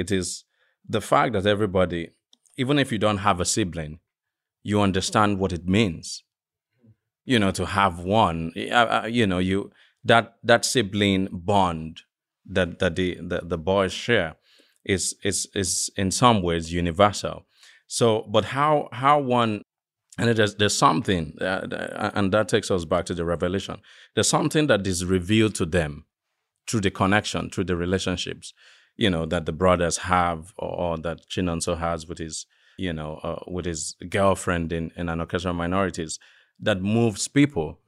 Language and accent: English; western Nigeria, Nigeria; moved away; I grew up in the West, uh, of Nigeria